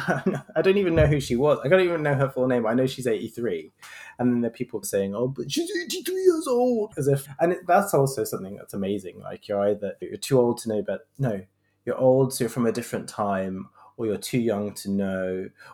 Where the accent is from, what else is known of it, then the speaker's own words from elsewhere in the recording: London, United Kingdom; I was born in London, but my parents are from Sri Lanka